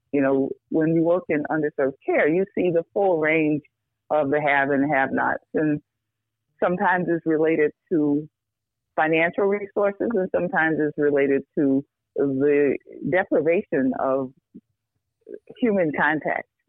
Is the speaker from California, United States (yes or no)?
no; New York, United States; moved away as an adult; now in Chicago, United States; I grew up in New York, um, not in the best circumstances, but um, loved.